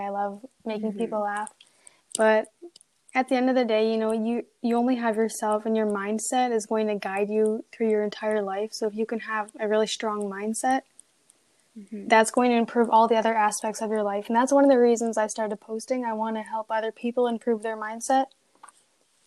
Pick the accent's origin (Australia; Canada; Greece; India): Canada; I am a student from Canada